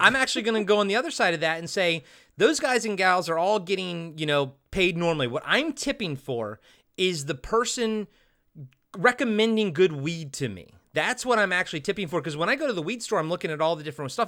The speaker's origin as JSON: {"language": "English", "region": "Maryland", "country": "United States", "tie": "born or raised there", "moved": "yes", "lives_now": "Pacific Northwest, United States", "said": "growing up in Maryland"}